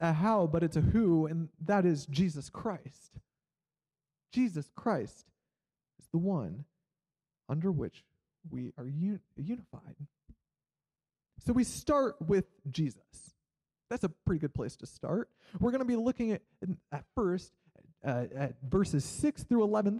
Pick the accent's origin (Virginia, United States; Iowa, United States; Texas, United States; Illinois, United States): Iowa, United States; moved away as an adult; also born or lived in Kansas; I grew up in Iowa, and then I went to college in Kansas